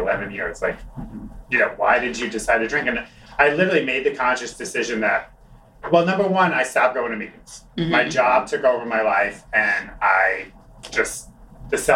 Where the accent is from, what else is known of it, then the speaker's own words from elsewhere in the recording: Long Island, New York, United States; moved away as an adult; I grew up on Long Island. I lived in this city for 19 years.